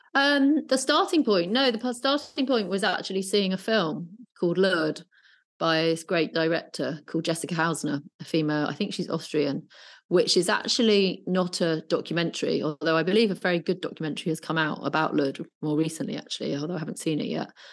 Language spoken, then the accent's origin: English; Brighton, South East England, United Kingdom; now in London, United Kingdom; I was brought up in Brighton